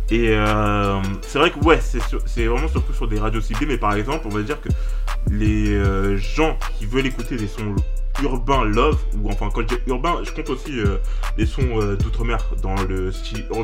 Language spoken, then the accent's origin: French; France; ouais, je suis français.